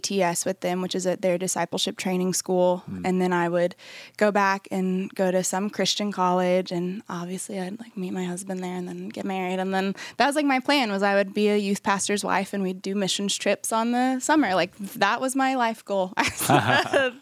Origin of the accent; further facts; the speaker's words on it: New Braunfels, Texas, United States; I'm originally from the San Antonio area. I grew up in New Braunfels, Texas